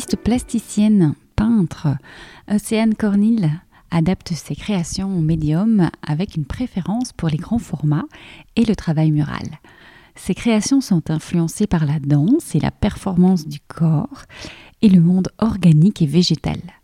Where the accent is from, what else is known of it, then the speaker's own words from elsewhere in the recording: Liège, Wallonia, Belgium; Tu es liégeoise et moi aussi